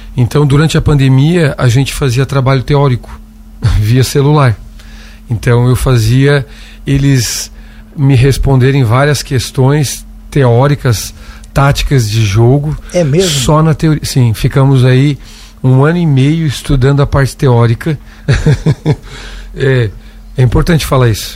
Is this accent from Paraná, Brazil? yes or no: no; Siderópolis, Santa Catarina, Brazil; also born or lived in Itajaí; now in Lauro Müller, Brazil; sou do município de Siderópolis, moro em Lauro Miller há muito tempo